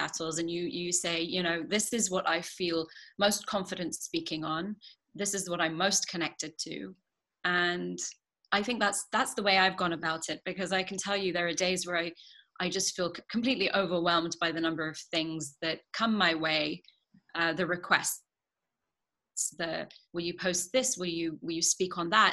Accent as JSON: {"language": "English", "region": "London", "country": "United Kingdom", "tie": "born or raised there", "said": "I grew up in London"}